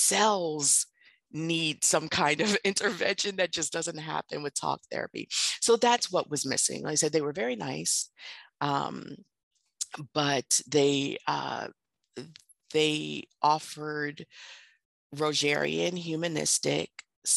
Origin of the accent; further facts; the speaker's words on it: New York City, New York, United States; now in Baltimore, United States; I'm originally from Bronx, New York